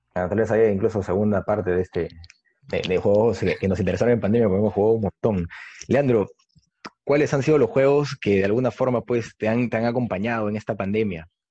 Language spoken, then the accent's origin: Spanish; Peru; soy escritor peruano